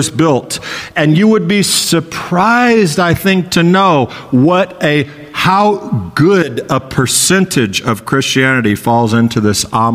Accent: Texas, United States; moved away; I grew up in Texas, part of my life.

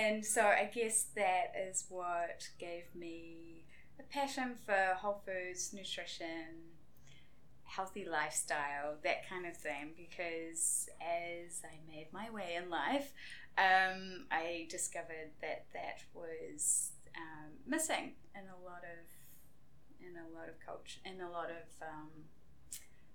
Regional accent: Wainuiomata, Wellington, New Zealand; also born or lived in Detroit, United States; I grew up in Wainuiomata, just over the hill there

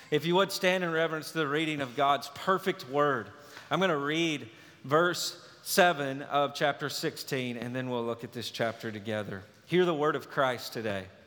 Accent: Lewisburg, United States; you grow up in Lewisburg, you know everybody, and everybody knows you

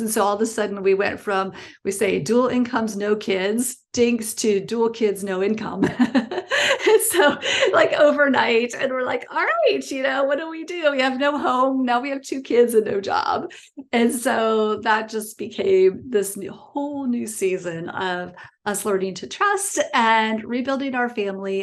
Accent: small town in Ohio, United States; born or raised there; also born or lived in Illinois, near Chicago

